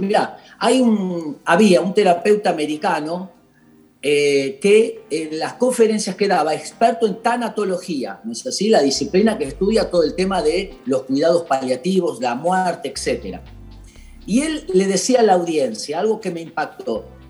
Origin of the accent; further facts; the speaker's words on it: Argentina; la tarea que tenemos por delante como argentinos y como personas